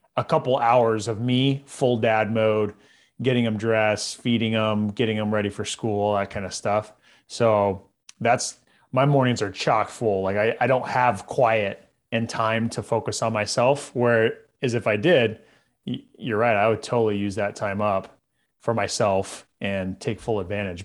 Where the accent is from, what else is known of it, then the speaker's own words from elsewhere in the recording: Visalia, California, United States; I grew up in Central California